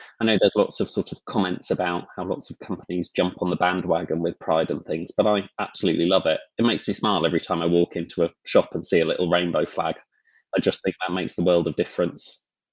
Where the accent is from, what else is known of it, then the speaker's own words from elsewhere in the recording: London, United Kingdom; I grew up in London